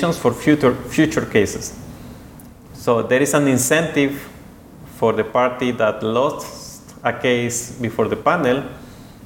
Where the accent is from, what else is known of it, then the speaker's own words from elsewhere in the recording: Guatemala City, Guatemala Department, Guatemala; moved away as an adult; now in Geneva, Switzerland; I am from Guatemala, 100%